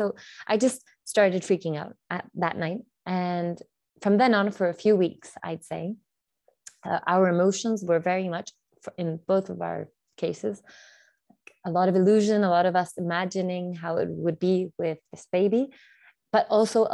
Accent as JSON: {"language": "English", "country": "Chile", "said": "I'm from Chile, so South America"}